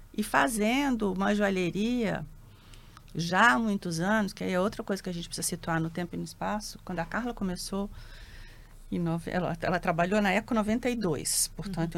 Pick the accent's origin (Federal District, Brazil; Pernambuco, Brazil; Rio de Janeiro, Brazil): Federal District, Brazil; Brasília; moved away as an adult; also born or lived in São Paulo; Eu já nasci em Brasília, nasci em 70, tenho 53 anos